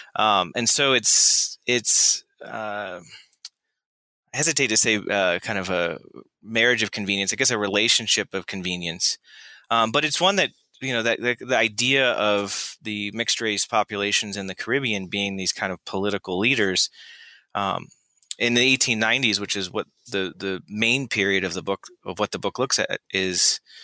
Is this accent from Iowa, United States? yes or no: no; Florida, United States; I grew up in Florida